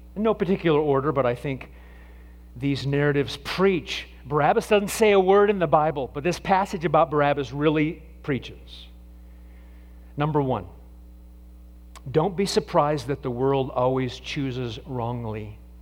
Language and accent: English; Nebraska, United States; when I was a kid growing up in Nebraska